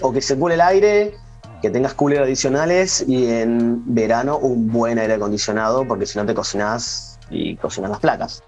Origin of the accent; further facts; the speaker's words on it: Argentina; en Argentina, digamos, estamos un poquito cubiertos